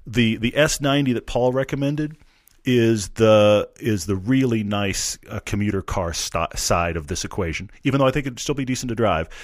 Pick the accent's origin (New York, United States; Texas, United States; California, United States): Texas, United States; Houston; I'm from Texas. I'm, I'm from Houston